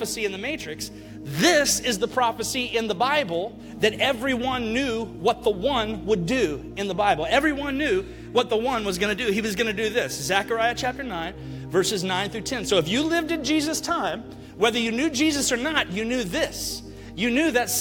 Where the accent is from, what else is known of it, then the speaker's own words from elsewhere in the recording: Alabama, United States; also born or lived in Mississippi; now in Kissimmee, United States; I am just a white boy from Alabama